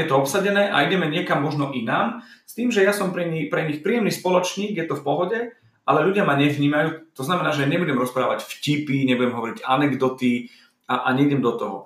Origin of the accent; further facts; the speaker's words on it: eastern Slovakia, Slovakia; moved away; som z východu